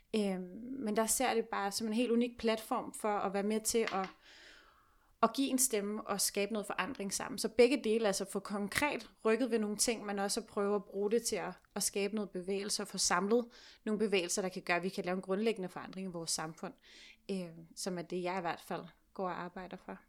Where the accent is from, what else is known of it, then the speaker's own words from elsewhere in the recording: Copenhagen, Capital Region of Denmark, Denmark; er jeg selv fra Sydhavn, bor på Vesterbro